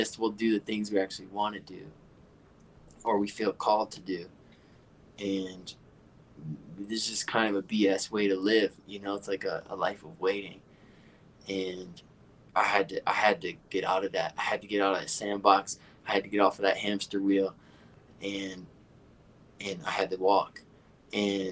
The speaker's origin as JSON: {"language": "English", "town": "Detroit", "region": "Michigan", "country": "United States", "tie": "born or raised there", "said": "I was born in Detroit"}